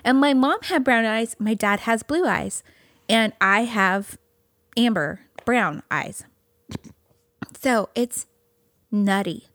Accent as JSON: {"language": "English", "region": "California", "country": "United States", "tie": "born or raised there", "moved": "yes", "said": "growing up in California"}